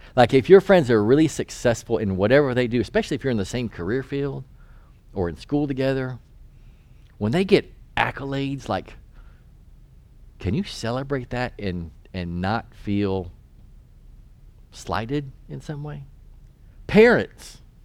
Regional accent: North Carolina, United States; moved away as an adult; I'm from North Carolina

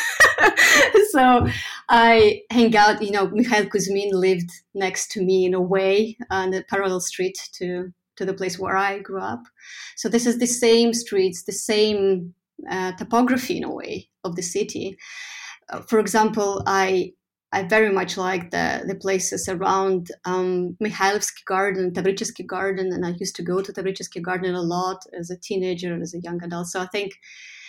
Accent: Saint Petersburg, Russia; moved away as an adult; St. Petersburg, my hometown, from walking around in it as a teenager, as a young adult. I left city when I was 23 for my studies

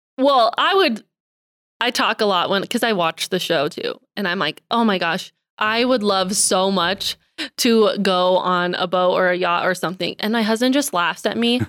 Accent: Billings, Montana, United States; I'm born and raised in Billings

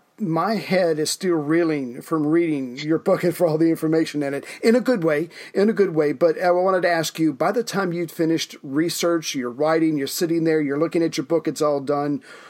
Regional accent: United States; As an American

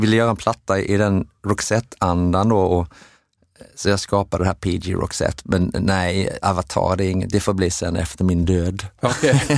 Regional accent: Sweden; vi var från Sverige

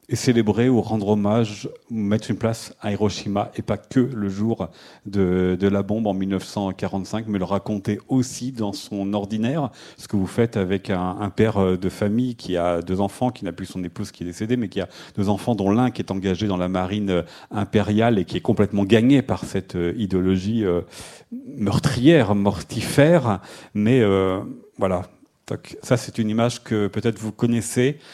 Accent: France; chez nous en France

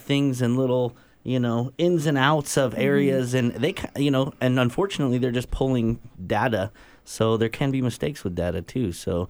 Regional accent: England, United Kingdom; I'm English.

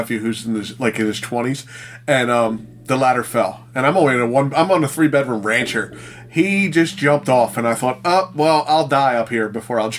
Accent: Philadelphia, Pennsylvania, United States; I grew up in Philadelphia where there's alleys

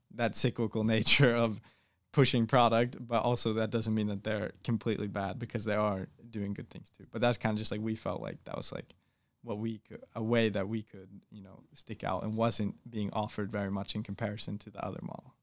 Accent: Boston, Massachusetts, United States; I'm from Boston, Massachusetts, or the suburbs of Boston, Massachusetts

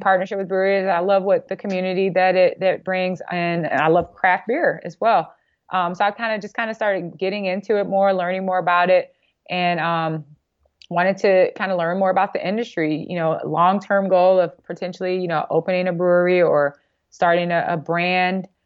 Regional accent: Gary, Indiana, United States; I'm from Indiana

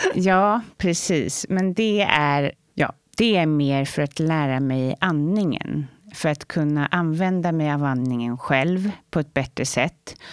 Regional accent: Saltsjöbaden, Stockholm County, Sweden; Jag växte upp i Saltsjöbaden med min mamma och min bror

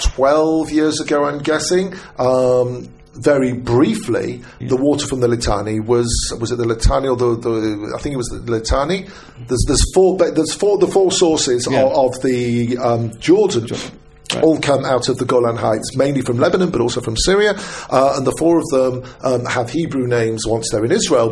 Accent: United Kingdom; I'm British

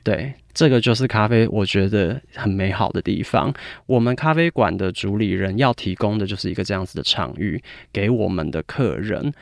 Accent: United Kingdom; 我在英国长大，我其实十二岁就去英国了

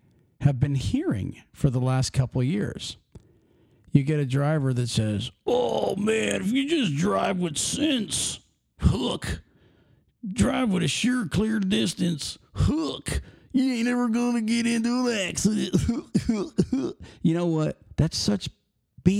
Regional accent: Pennsylvania, United States; I'm from Pennsylvania

